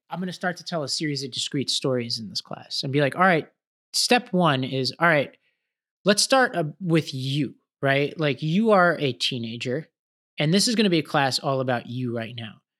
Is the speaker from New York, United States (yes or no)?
yes; New York City, New York, United States; I grew up in Staten Island, New York